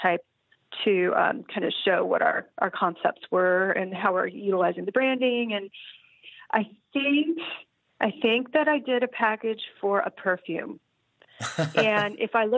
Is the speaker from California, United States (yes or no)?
yes; Bay Area, California, United States; also born or lived in San Francisco / San Luis Obispo; I grew up in the Bay Area